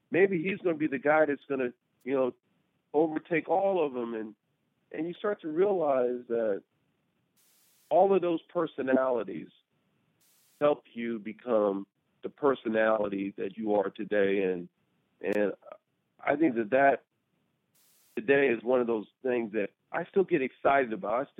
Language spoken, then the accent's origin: English; Washington, D.C., District of Columbia, United States; also born or lived in Albuquerque, New Mexico; I was born in Albuquerque, New Mexico, and then we moved to Washington, D.C. And when I moved to Washington, D.C.